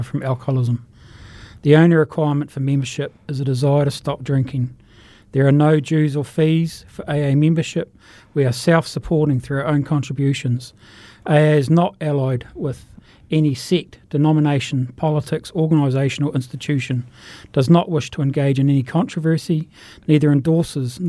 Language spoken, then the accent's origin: English; Invercargill, Southland, New Zealand; moved away as an adult; also born or lived in Taumarunui; now in Christchurch, New Zealand; I was born in Taramanui, but I was brought up in Invercargill and then moved here as an adult